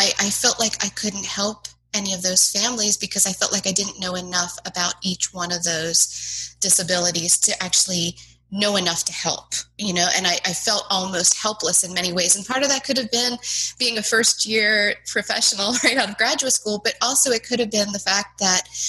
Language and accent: English; Gettysburg, Pennsylvania, United States; moved away as an adult; also born or lived in South Carolina; now in Charlottesville, United States; I grew up in Gettysburg, Pennsylvania